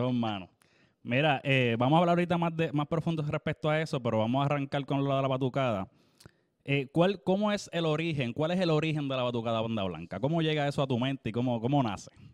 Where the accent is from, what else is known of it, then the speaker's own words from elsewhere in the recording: Naguabo, Puerto Rico; mi pueblo, Nahuabo